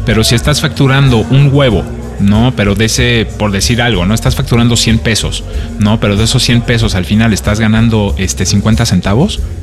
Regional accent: Mexico; moved away as an adult; also born or lived in France / Barcelona, Spain; soy mexicano, pero vengo de Francia

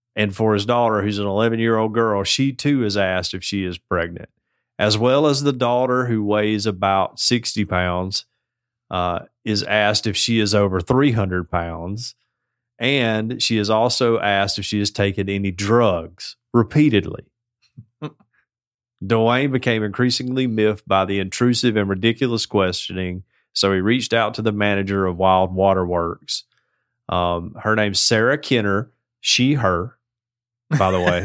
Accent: Canada; As a Canadian sister

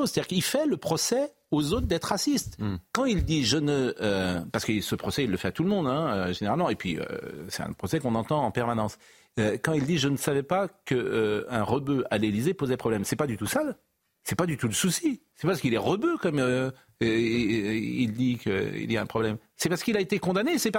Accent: France; Je suis français, je suis là pour servir mon pays.

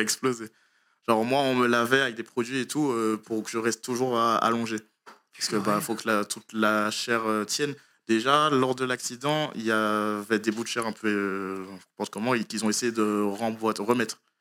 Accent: Martinique; moved away; je viens de Martinique. J'ai commencé euh, les sports de combat là-bas

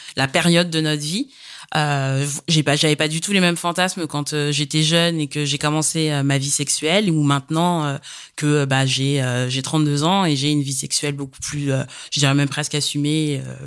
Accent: Paris region, Île-de-France, France; j'ai 32 ans et je suis de région parisienne.

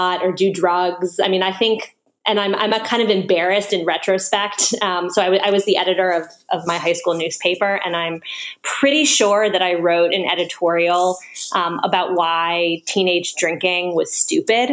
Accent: Washington, District of Columbia, United States; moved away; also born or lived in New York City; I grew up in Washington, D.C.

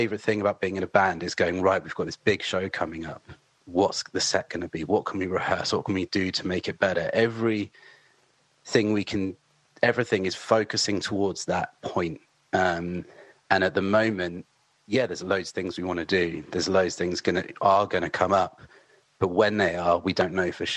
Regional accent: near Southampton, Hampshire, South East England, United Kingdom; as a kid growing up near Southampton

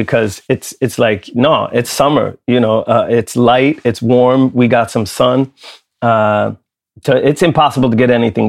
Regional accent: Lund, Skåne, Sweden; I grew up in Lund in Sweden. I was one of only three kids of color in my entire school for my first 6 years of school.

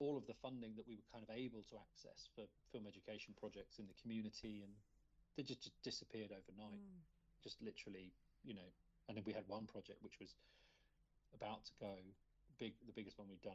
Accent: Luton, East of England, United Kingdom; I'm from Luton, and when I doing my undergrad, kind of just started making films with a friend I'd met at college in Luton

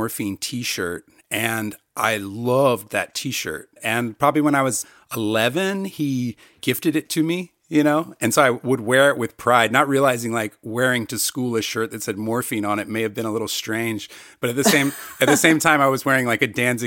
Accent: North Carolina, United States; I grew up in North Carolina

